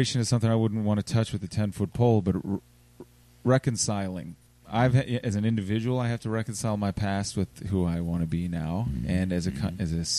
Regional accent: Richmond, Virginia, United States; I grew up in Churchill and I know that that was Powhatan's summer camp right around there, Chimborazo

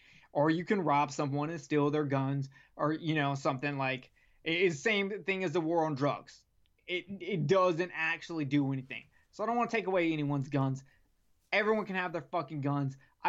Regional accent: Alabama, United States; born there; also born or lived in South Carolina; When I graduated 10th grade, I got moved from South Carolina to Alabama. I was born in Alabama, so it's not like I didn't know where I was.

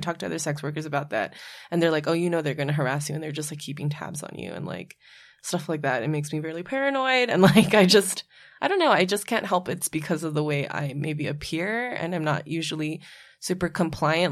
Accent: Hawaii, United States; now in New York, United States; when I grew up in Hawaii, I would be excluded from spaces because of my last name

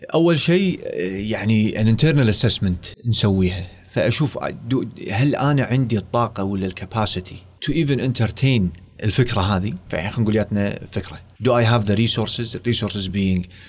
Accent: Kuwait; also born or lived in United States; رديت الكويت وظفت بوزاره الصحه

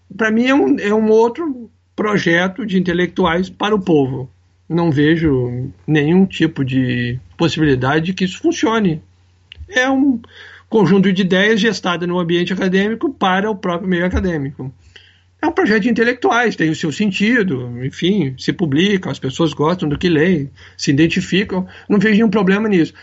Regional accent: Brazil; eu sou brasileiro, eu me criei nesse país

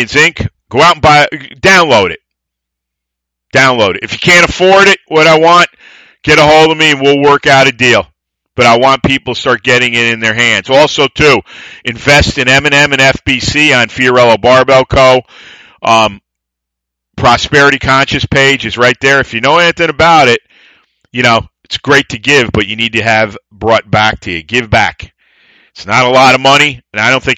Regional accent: United States; I am proud to be American. I am an American

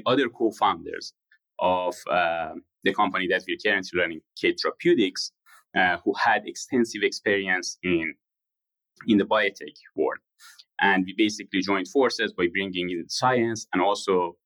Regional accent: Shiraz, Fars, Iran; moved away; I was born in Shiraz in Iran to a middle-class family.

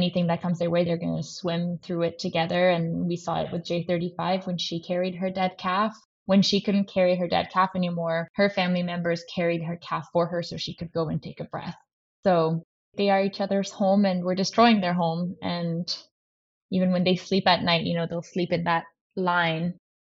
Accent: Paris, Île-de-France, France; now in Vancouver Island, Canada; I grew up in France, in Paris, which not a lot of people know, which is funny because now I'm on Vancouver Island

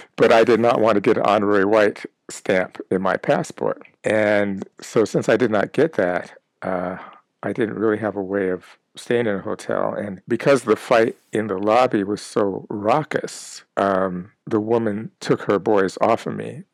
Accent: Minneapolis, Minnesota, United States; moved away; also born or lived in California / South Africa; my time growing up in Minneapolis, Minnesota, uh, in an all white neighborhood and later in California

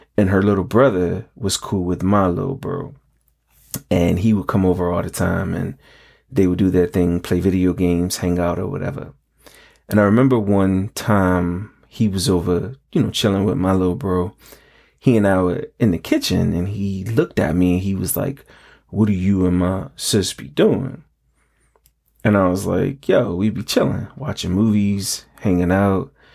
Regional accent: New York, United States; growing up in New York, we had the aluminum can recycling program

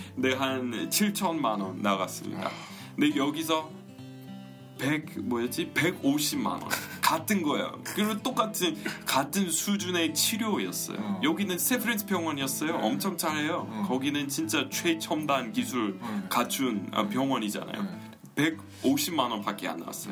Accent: United States; Korean is a second language; moved away as an adult; now in South Korea; 저는 이렇게 미국에서 태어났는데 여기 왔어요

